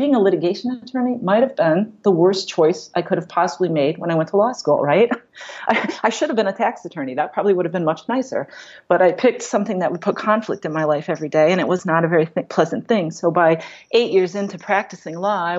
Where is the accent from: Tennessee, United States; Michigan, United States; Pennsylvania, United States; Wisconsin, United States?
Wisconsin, United States; moved away as an adult; also born or lived in Madison, Wisconsin / Milwaukee, Wisconsin; born in Madison, Wisconsin, and then I grew up in a small town just north of Madison